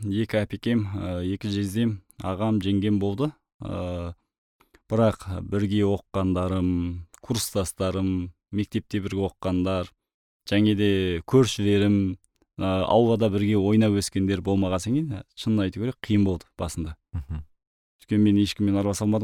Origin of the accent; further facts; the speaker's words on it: Mongolia; moved away as an adult; now in Kazakhstan; мені моңғолияда университет бітіріп ауылға келген кезде